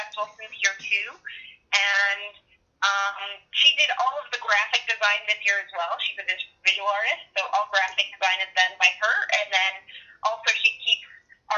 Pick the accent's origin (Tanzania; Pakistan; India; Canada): Canada; Edmonton, Alberta; moved away as an adult; also born or lived in Vancouver; now in Okotoks, Canada; I am originally from Edmonton